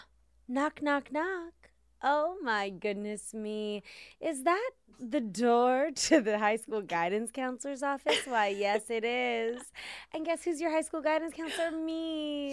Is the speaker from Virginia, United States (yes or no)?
no; Washington, District of Columbia, United States; I grew up in Washington, D C.